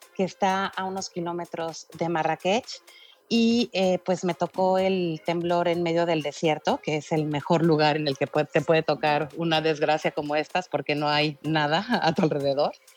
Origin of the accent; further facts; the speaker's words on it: Mexico; yo soy mexicana y en el 2017 estuve en el temblor de México